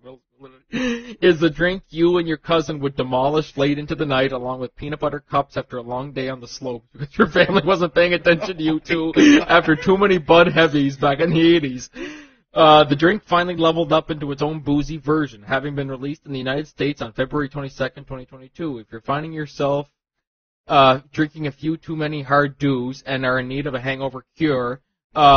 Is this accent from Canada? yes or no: yes; Canada; me being the Canadian that I am